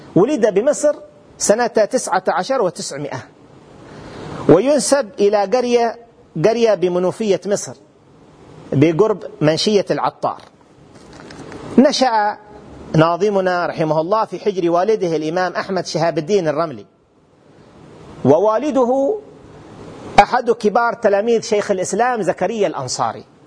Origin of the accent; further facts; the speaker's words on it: Hadramawt, Yemen; في بلدنا حضرموت اليمن الحبيب